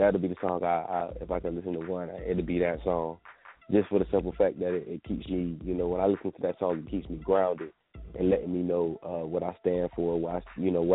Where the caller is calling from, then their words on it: Savannah, Georgia, United States; I'm calling from Savannah, Georgia